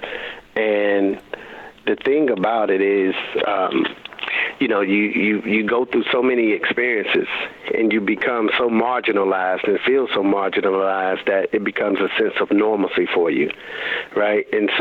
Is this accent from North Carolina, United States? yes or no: yes; Raleigh, North Carolina, United States; I'm a high school coach at the time in my hometown of Raleigh, North Carolina